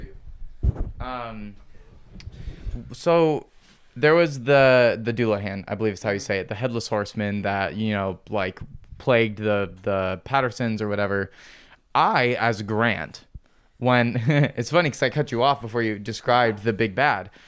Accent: Midwest, United States; our Midwestern culture

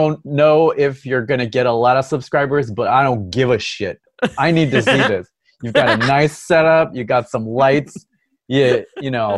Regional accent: Maryland, United States; I grew up in Maryland where that thing was still a thing.

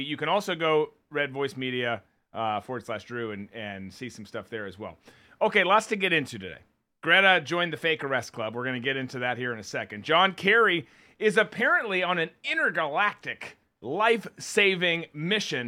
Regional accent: Minnesota, United States; moved away; my home state, my, my birth state, I should say, of Minnesota

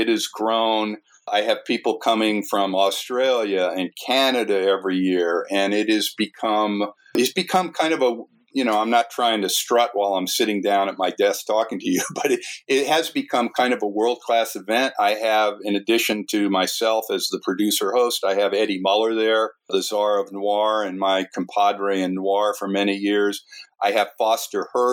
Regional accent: New Jersey, United States; I grew up in New Jersey

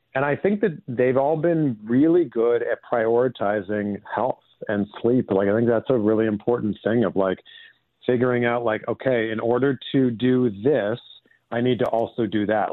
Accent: just outside of Toronto, Ontario, Canada; I grew up in Canada. I grew up just outside of Toronto

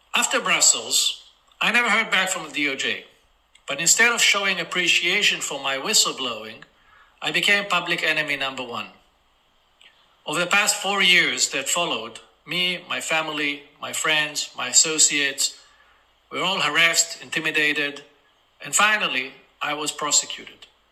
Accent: Israel; in my home country of Israel, where I reside most of the time.

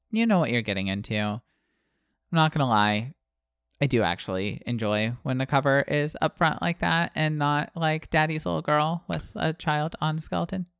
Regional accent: Pensacola, Florida, United States; moved away; also born or lived in Illinois; I grew up in Pensacola and most of the soil there is sand. Uh, and then I moved to Illinois

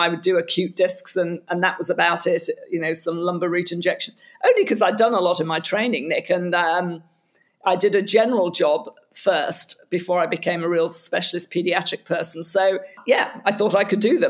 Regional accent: United Kingdom; as a Brit halfway between Europe and the States

